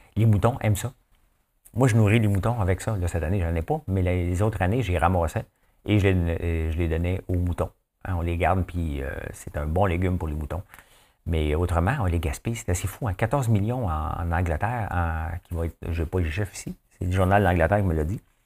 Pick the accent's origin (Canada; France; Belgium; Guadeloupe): Canada; Notre-Dame-de-la-Paix, Quebec; moved away; moi, je viens de Notre-Dame-la-Paix